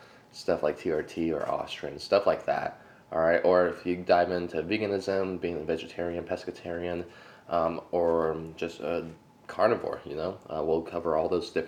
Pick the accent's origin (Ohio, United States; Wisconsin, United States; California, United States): California, United States; Sacramento; I'm actually from Sacramento